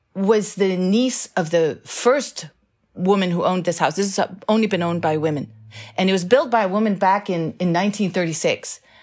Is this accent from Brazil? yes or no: no; Denmark; now in United States; this great love of my country of birth.